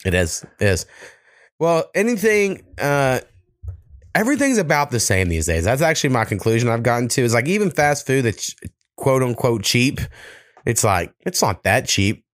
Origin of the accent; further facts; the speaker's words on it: United States; I'm American as fuck